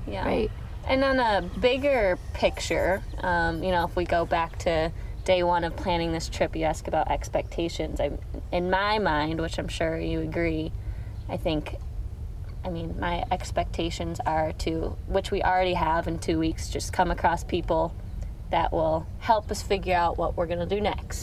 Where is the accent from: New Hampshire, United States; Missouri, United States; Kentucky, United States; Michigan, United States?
Michigan, United States; Grand Rapids; moved away as an adult; also born or lived in California / Colorado; I'm from Grand Rapids, Michigan.